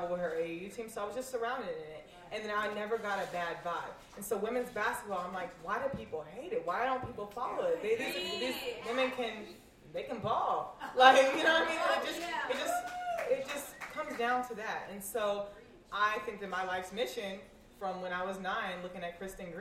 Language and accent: English; Raleigh, North Carolina, United States; now in New York City, United States; I am born and raised in Raleigh, North Carolina